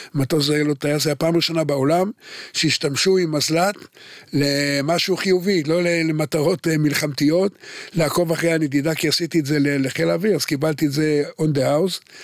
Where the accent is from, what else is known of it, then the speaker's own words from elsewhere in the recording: Haifa, Haifa District, Israel; אני נולדתי בחיפה